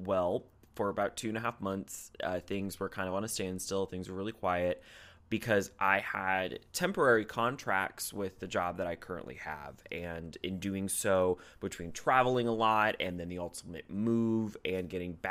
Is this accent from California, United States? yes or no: no; Ohio, United States; moved away as an adult; also born or lived in southern Indiana; I moved to a new city, back to my home state of Ohio